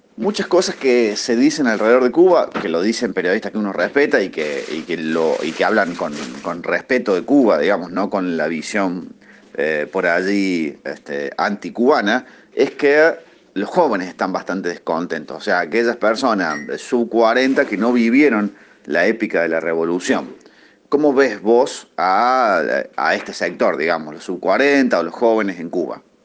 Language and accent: Spanish; Argentina; a los argentinos